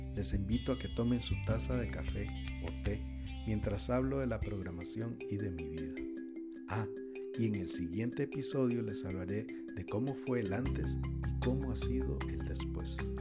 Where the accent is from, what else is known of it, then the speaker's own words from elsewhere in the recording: Costa Rica; Soy de Costa Rica